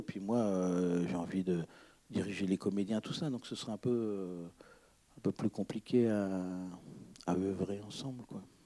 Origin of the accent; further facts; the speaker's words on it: Breton, Brittany, France; moi je suis breton